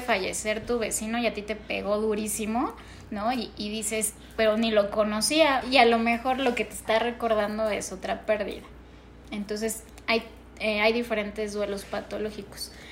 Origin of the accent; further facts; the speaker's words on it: Mexico; para nosotros como mexicanos